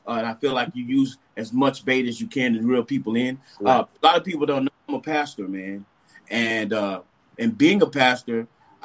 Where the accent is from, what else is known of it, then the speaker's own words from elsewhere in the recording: Dallas, Texas, United States; moved away; also born or lived in Marysville, California / Moscow, Idaho; I grew up in Dallas, went to school at Marysville, California, graduated from University of Idaho in Moscow